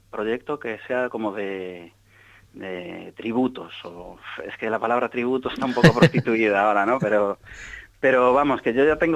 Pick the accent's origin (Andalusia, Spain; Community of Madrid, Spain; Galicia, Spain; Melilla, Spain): Galicia, Spain; now in Seville, Spain; yo soy gallego, pero llevo dos años ahora viviendo en Sevilla.